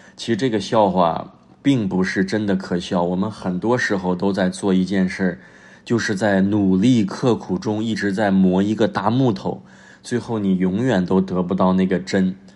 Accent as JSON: {"language": "Chinese", "country": "China", "lives_now": "Tianjin, China", "said": "我们作为中国人"}